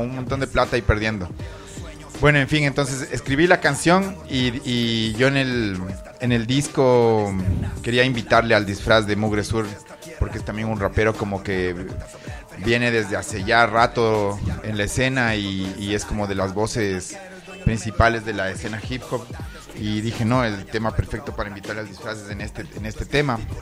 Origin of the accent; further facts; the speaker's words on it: Ambato, Tungurahua, Ecuador; moved away; aquí en mi tierra